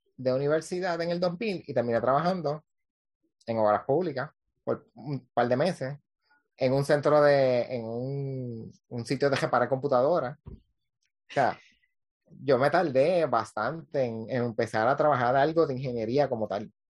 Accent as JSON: {"language": "Spanish", "town": "Cabo Rojo", "country": "Puerto Rico", "tie": "born or raised there", "lives_now": "Isabela, Puerto Rico", "said": "Yo soy de, natural de Cabo Rojo, vivo en Isabela."}